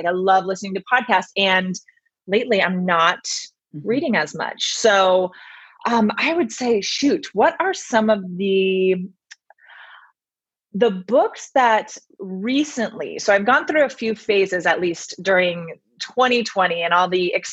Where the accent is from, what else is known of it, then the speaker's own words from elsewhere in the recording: Bay Area, Sonoma County, Northern California, United States; moved away as an adult; also born or lived in Santa Barbara, California; now in Los Angeles, United States; I grew up in the Bay Area. So Northern California, Sonoma County area